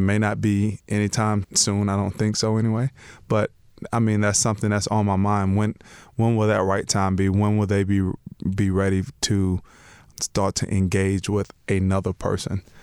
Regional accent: Lakeland, Florida, United States; moved away as an adult; also born or lived in Denver / Miami; now in Chicago, United States; I grew up in Lakeland, Florida. Um, was there, born and raised, first eighteen years of my life.

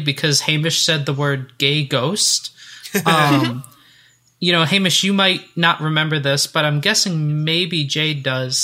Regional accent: United States; I'm an American

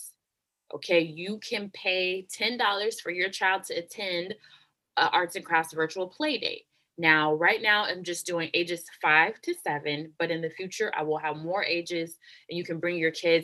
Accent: Oakland, California, United States; moved away as an adult; also born or lived in North Jersey, New Jersey; I was born and raised in Oakland, California, grew up in the Bay Area my whole life

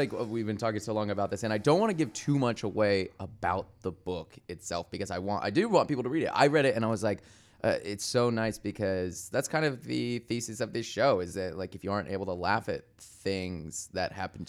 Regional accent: Michigan, United States; it means something in my world where I grew up in Michigan and people shit on me for being gay.

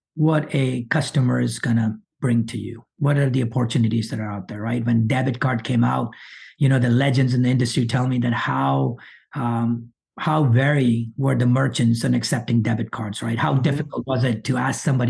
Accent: Monroe, Louisiana, United States; English is a second language; I moved to this country at age of 12. Might not sound like it, but I grew up in Monroe, Louisiana

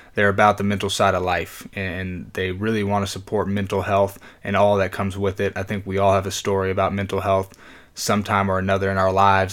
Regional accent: Arizona, United States; I'm from Arizona

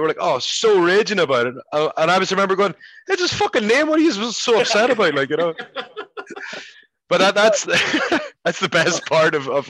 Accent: Ireland; I said, listen, I am Irish, and there's not one Irish person named Valak or Dane in the entire country.

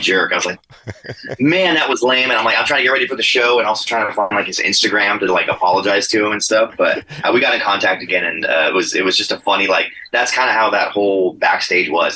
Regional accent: San Diego, California, United States; we're all from San Diego

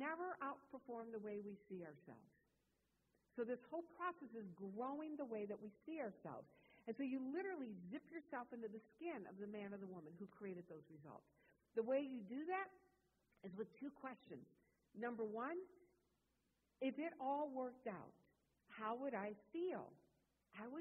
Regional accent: Wisconsin, United States; moved away; I grew up in Wisconsin.

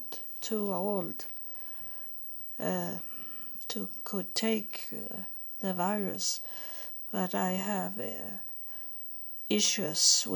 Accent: Sweden; English is a second language; I am from Sweden, and my ancestors from Norway

